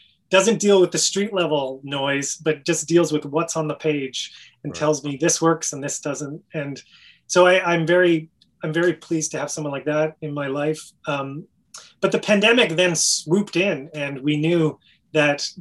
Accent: Canada; moved away as an adult; for being a Canadian, for being you know, this outsider.

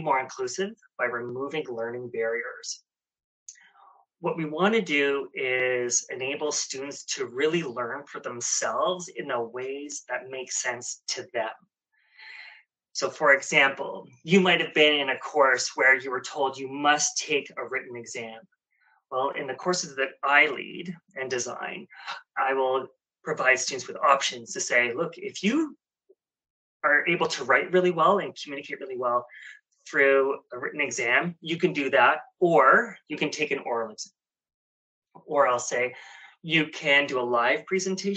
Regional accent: Ottawa, Ontario, Canada; moved away as an adult; also born or lived in Nepean, Ontario; now in Toronto, Canada; I'm from Ottawa

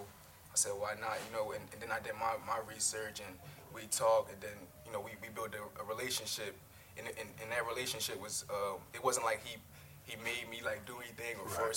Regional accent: Philadelphia, Pennsylvania, United States; moved away as an adult; now in North Carolina, United States; I come from I'm from Philadelphia. Okay. Um, born and raised, um, my whole life that's uh, it's the only place I ever lived.

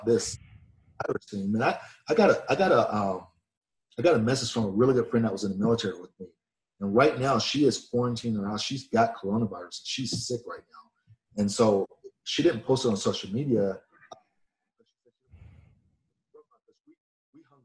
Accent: Atlanta, Georgia, United States; I was born in the South. You know, I was born in Atlanta

